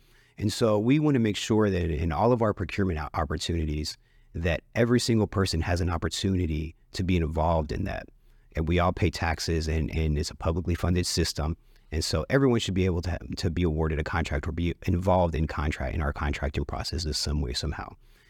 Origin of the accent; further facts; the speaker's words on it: Dallas, Texas, United States; And I was born and raised in Oak Cliff, grew up in Oak Cliff, still live in Oak Cliff.